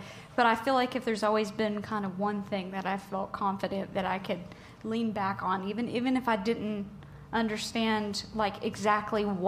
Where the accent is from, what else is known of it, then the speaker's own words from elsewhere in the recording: Tennessee, United States; growing up in Tennessee, music is just such a way of life for so many people.